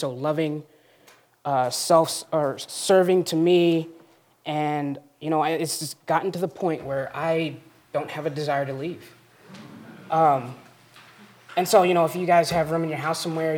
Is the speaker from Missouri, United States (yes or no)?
yes; Springfield, Missouri, United States; now in Custer, United States; I come from Springfield, Missouri